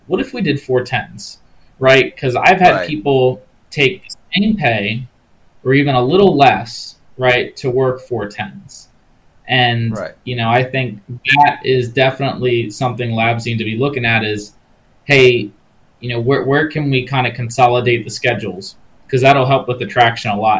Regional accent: Maryland, United States; my home state of Maryland

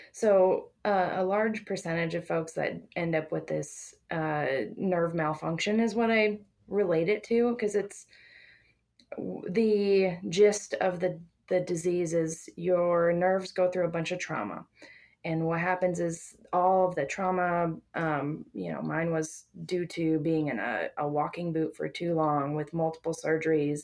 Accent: South Dakota, United States; now in Grand Junction, Colorado, United States; I'm originally from South Dakota

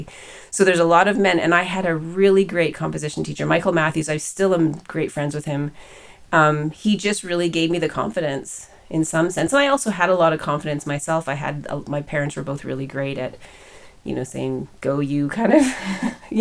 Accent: Winnipeg, Manitoba, Canada; moved away as an adult; now in Waterloo, Canada; we came back because Preston got a job back in Canada, in Winnipeg, in fact. And so we moved back to my hometown

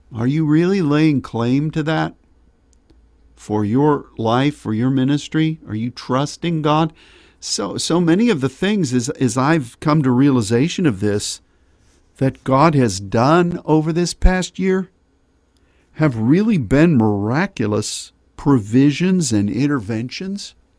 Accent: Pittsburgh, Pennsylvania, United States; my growing up in Pennsylvania, being born there in Pittsburgh and growing up there

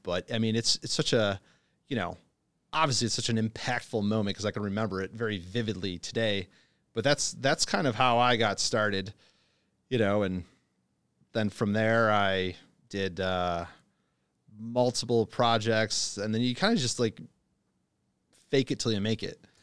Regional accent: Buffalo, New York, United States; moved away as an adult; also born or lived in China; originally from Buffalo, New York

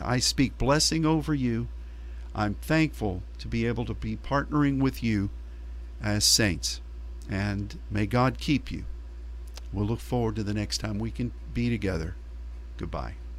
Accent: United States

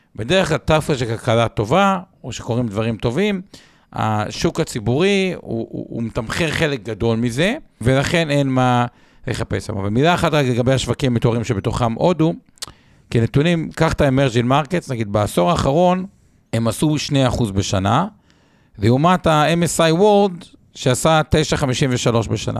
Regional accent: Israel; בתור ישראלים

